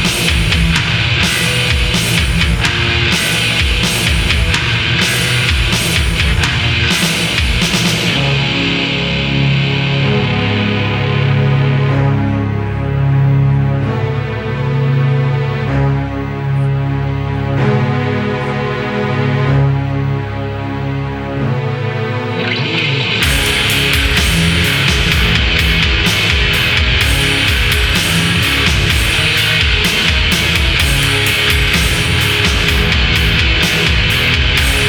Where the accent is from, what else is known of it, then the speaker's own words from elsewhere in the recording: Lafayette, California, United States; I grew up in Lafayette